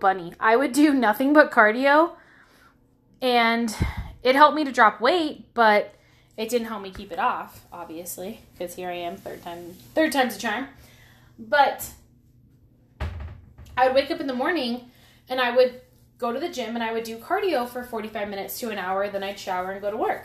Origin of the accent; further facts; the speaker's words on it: Pacifica, California, United States; moved away; My hometown's called Pacifica